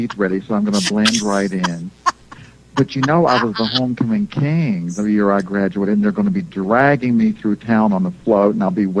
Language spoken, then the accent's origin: English; West Virginia, United States; born or raised there; now in New York, United States